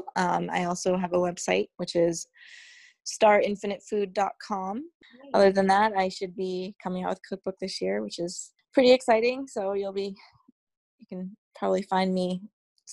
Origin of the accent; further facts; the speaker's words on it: New England, United States; growing up in New England, it's always fresh in the summer